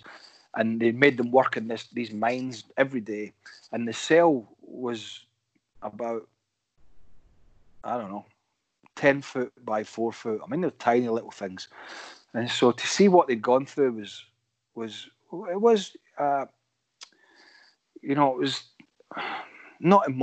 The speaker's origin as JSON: {"language": "English", "town": "Cumnock", "region": "Scotland", "country": "United Kingdom", "said": "I'm from Cumnock"}